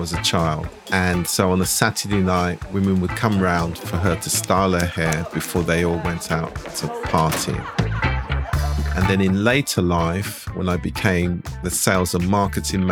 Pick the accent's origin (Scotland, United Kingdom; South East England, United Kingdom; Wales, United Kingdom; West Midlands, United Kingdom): South East England, United Kingdom; Slough; also born or lived in East London / Finsbury Park, London; we sort of lived in Finsbury Park and then we moved to Slough. So I actually regard myself as a Slough man.